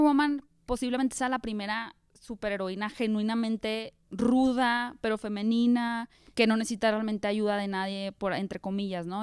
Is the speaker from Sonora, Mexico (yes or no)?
yes; Hermosillo, Sonora, Mexico; moved away as an adult; also born or lived in Mexico City; Yo soy de Hermosillo